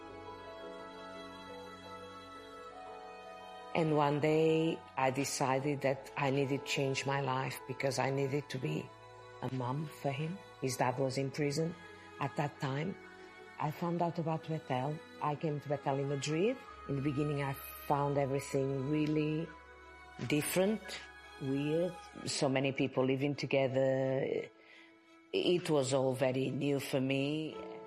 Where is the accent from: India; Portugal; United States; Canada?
Portugal; moved away as an adult; now in Birmingham, United Kingdom; I am from Portugal